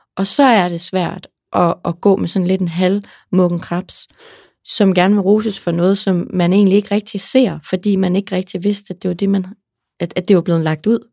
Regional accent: Aarhus, Central Denmark Region, Denmark; jeg er fra Aarhus, der brokker vi os til morgenmad

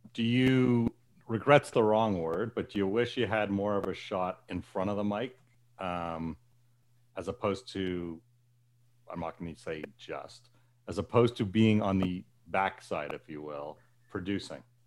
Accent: Canada; as a Canadian who used to travel to the States a lot

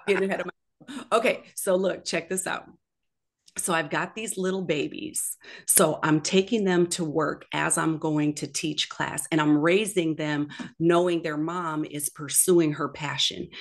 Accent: Minneapolis, Minnesota, United States; moved away; I'm originally from Minneapolis, Minnesota

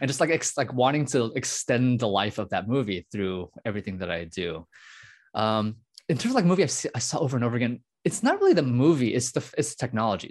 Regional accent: United States; I was born in the United States. My parents are immigrants from Taiwan.

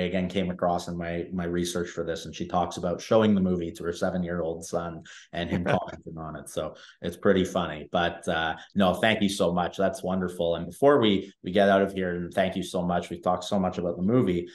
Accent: Canada; I am Canadian in Canada

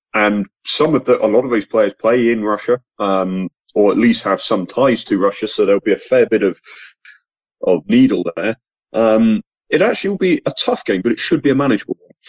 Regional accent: England, United Kingdom; as an Englishman

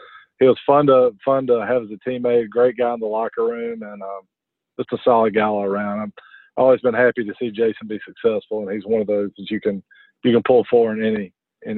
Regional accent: Montgomery, Alabama, United States; I'm from Montgomery, grew up in Alabama.

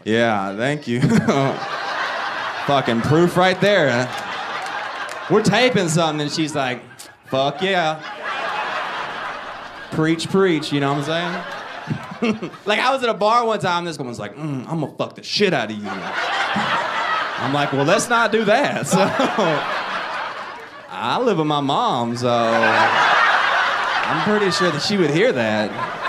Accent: the South, United States; It's funny because I'm from the South, so everyone assumes I'm my grandpa all the time.

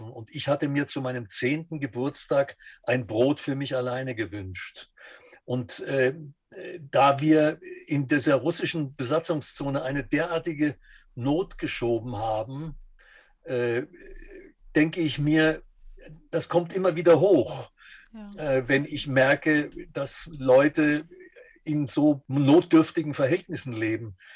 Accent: Dresden, Saxony, Germany; Also ich bin 1938 geboren und habe noch einen ganz schönen Schippel vom Zweiten Weltkrieg mitbekommen und bin dann im Nachkriegsdeutschland in Dresden äh, gewesen, und das war die russische Zone.

